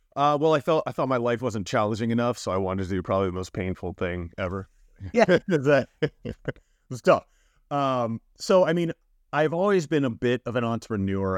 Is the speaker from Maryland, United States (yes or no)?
no; Miami, Florida, United States; now in San Francisco, United States; growing up in South Florida, um, definitely, you know, pretty much i, in Miami for the most of my life, uh, being younger